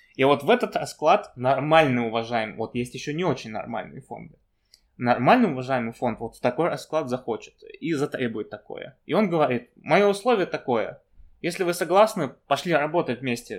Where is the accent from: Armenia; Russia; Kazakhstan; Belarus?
Kazakhstan; Я сам из Казахстана родом